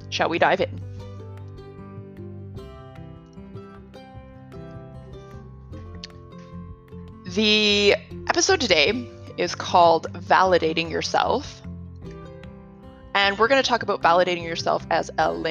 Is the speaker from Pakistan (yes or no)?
no; Canada; first language English; moved away as an adult; now in Chile; I'm Canadian. I've been in Chile for the past 3 years